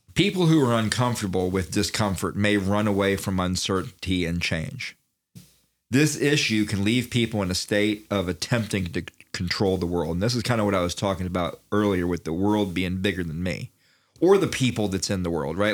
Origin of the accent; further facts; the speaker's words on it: Daytona Beach, Florida, United States; I'm from Daytona Beach, which is not country, right?